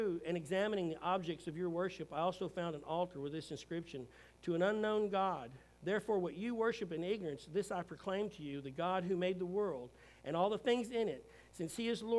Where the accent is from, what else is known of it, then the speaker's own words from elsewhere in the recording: United States; as a Christian who's an American